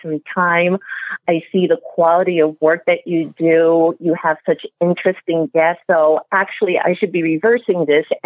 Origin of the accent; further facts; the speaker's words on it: New York City, New York, United States; I was born and raised in the Bronx